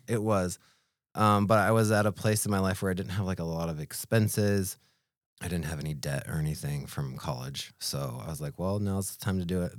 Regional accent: Homer, Alaska, United States; also born or lived in Switzerland; was born and raised in Homer

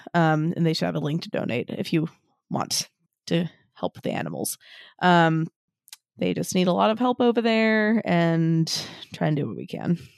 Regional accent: Kihei, Hawaii, United States; We grew up in Kihei

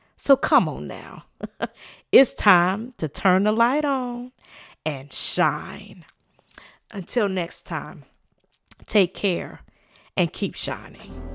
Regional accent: the South, United States; I'm from the South

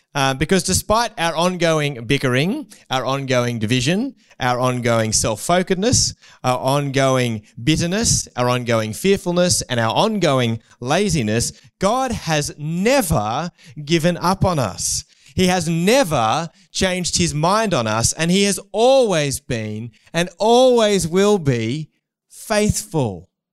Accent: Newcastle, New South Wales, Australia; I grew up in Newcastle

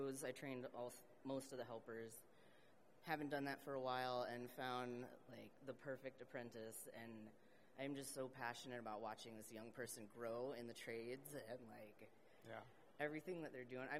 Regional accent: San Diego, California, United States; now in Denver, United States; I'm originally from San Diego, California. I'm based in Denver now

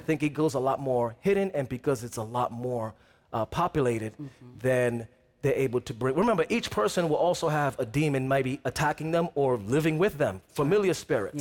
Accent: New York City, New York, United States; I'm from New York City

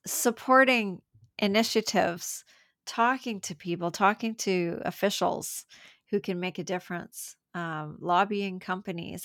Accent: Canada; I'm from Canada

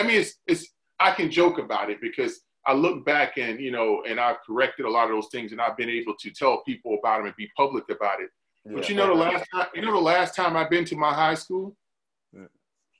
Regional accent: Hardeeville, South Carolina, United States; moved away as an adult; now in Gaithersburg, United States; But I'm originally from South Carolina, small town in South Carolina, recruited out of Beaufort, South Carolina. I'm from a small town, Hardeeville, South Carolina

